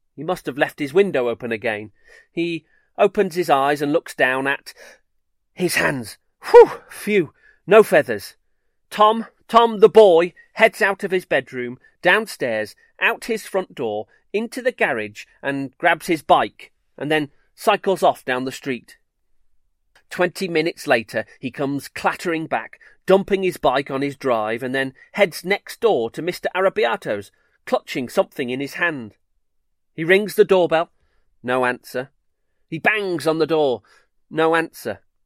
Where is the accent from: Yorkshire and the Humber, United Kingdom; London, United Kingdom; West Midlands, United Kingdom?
West Midlands, United Kingdom; Solihull; I grew up in Solihull.